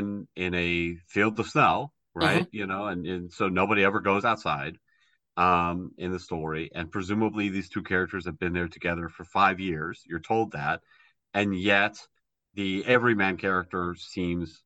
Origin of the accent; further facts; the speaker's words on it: United States; I'm an American